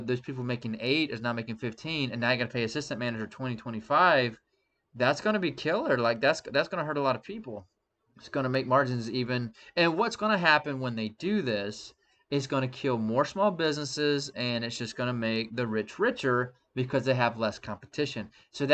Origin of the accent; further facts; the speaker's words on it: Statesboro, Georgia, United States; Zaxby's, was created in my hometown